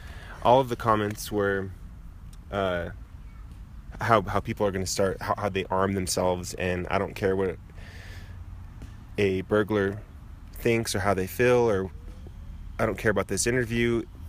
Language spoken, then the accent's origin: English; Moriarty, New Mexico, United States; now in Albuquerque, United States; growing up in Moriarty, it's like a requirement.